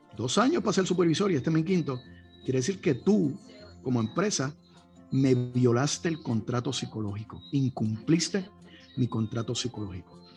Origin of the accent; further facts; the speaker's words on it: Puerto Rico; nuestra isla